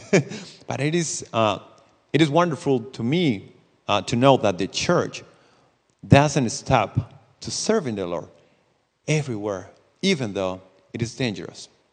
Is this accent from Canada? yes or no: no; Costa Rica; English is a second language; I'm from Costa Rica